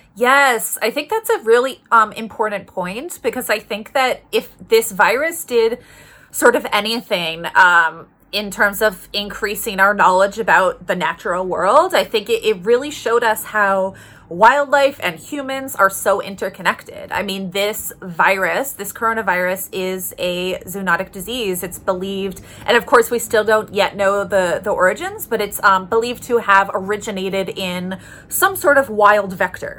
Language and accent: English; Toronto, Ontario, Canada; moved away as an adult; also born or lived in Halifax, Nova Scotia; I'm from Toronto, uh, born in Toronto, raised in Toronto